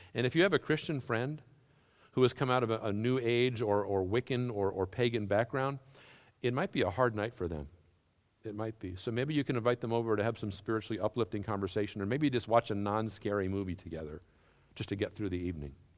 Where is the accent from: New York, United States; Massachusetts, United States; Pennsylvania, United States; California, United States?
Massachusetts, United States; Western; I grew up in Western Massachusetts in the seventies.